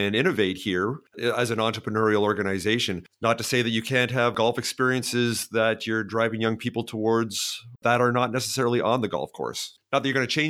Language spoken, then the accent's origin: English; Canada; also born or lived in British Columbia; myself being Canadian